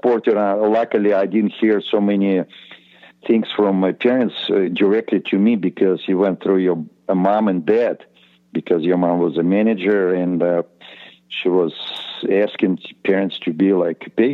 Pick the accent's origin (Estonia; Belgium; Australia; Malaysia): Estonia; English is a second language; moved away as an adult; we just kind of came from Estonia